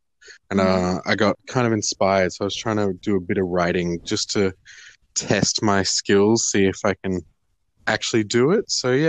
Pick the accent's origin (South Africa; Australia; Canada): Australia; Canberra, Australian Capital Territory; moved away as an adult; also born or lived in Beijing / London; now in Melbourne, Australia; Born in Canberra, but spent the first 4 years of my life living in Beijing. Came back to Canberra, then went and lived in London for 3 years before coming back to Canberra again, finishing high school, and then moving down to Melbourne for study